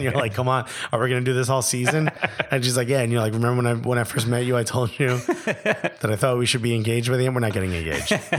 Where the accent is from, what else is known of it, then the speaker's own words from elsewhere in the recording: New York, United States; accent: New York; It's like when I went to LA and I came back and my New York accent was hard, like was bigger.